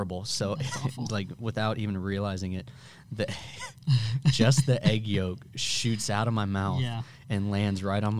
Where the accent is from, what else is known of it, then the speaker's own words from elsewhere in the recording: Bloomington, Illinois, United States; moved away as an adult; also born or lived in Florissant, Missouri; now in St. Louis, United States; I was born in Bloomington